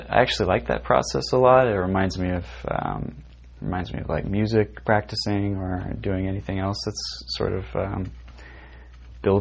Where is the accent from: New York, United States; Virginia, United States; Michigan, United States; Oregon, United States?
Oregon, United States; Medford; moved away as an adult; now in Portland, United States; I grew up in Southern Oregon